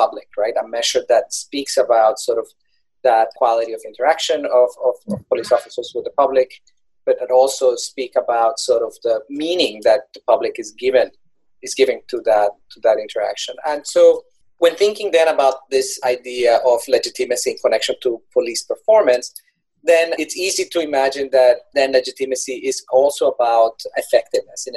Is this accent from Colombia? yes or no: yes; Colombia; moved away; I'm originally from Colombia